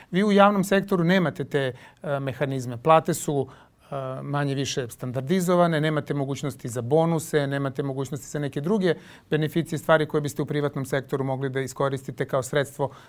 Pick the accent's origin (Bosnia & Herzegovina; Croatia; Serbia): Serbia